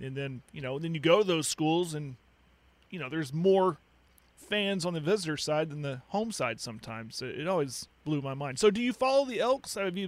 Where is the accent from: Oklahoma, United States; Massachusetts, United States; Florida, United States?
Oklahoma, United States; Clinton; me over in Clinton